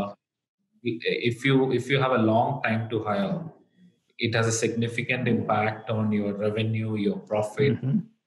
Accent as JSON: {"language": "English", "region": "Kerala", "country": "India", "tie": "born or raised there", "moved": "as an adult", "lives_now": "United States", "said": "I actually grew up in a very small town in the southern part of India. It's in a state called Kerala"}